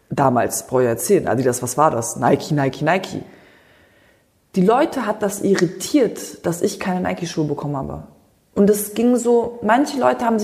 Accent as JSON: {"language": "German", "region": "Berlin", "country": "Germany", "lives_now": "Tampa, United States", "said": "ich komme aus Multikulti Berlin. Bei mir gibt es alles, von Türke bis äh, Kodin bis Schwarz, Weiß, Gelb, Grün."}